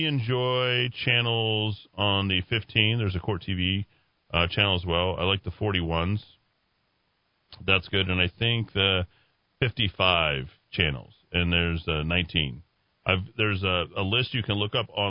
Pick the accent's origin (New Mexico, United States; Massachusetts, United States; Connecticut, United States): New Mexico, United States; Albuquerque; when I was growing up in Taylor Ranch